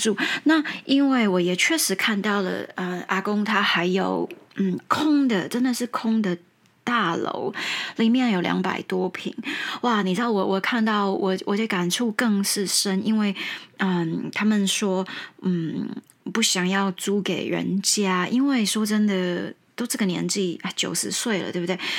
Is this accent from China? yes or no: no; Taiwan; first language Mandarin; 但是我可能真的在中英文。台语都是我的母语